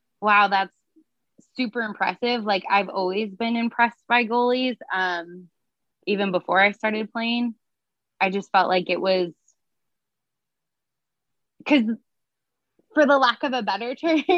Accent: United States; now in San Diego, United States; I grew up in Lake Tahoe, which we get feet of snow and it freezes.

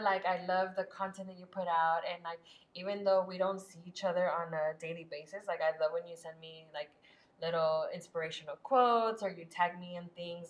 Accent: Los Angeles, California, United States; now in San Antonio, United States; I'm from Los Angeles, and in our home, literally same thing. My mom, my biological mom, you know, grew up in that home

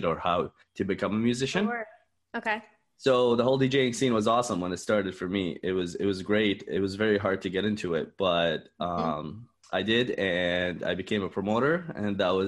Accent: Dubai, United Arab Emirates; now in Canada; I am from Canada. Originally from Dubai, but I'm a Canadian citizen, so I've lived here for the past 13 years.

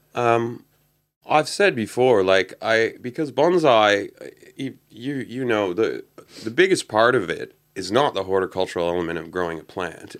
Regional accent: Canada; moved away; I grew up in Canada

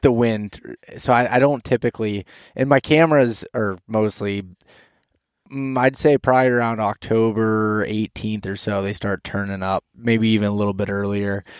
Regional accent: Pennsylvania, United States; I'm from Pennsylvania

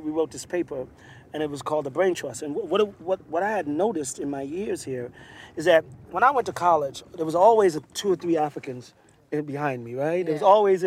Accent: Jamaica; moved away; I grew up in Jamaica, so I grew up in a predominantly black environment

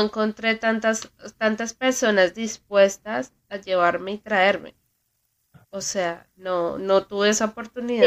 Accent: Colombia; now in United States; Sigo siendo muy colombiana

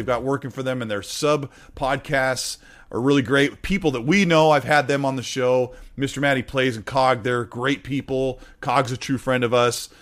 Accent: Washington, United States; I'm from Washington

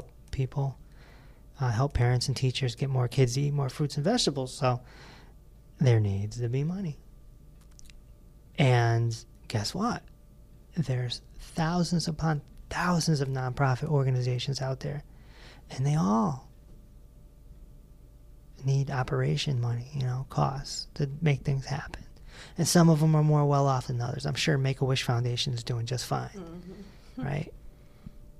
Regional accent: East Hartford, Connecticut, United States; We're from East Hartford

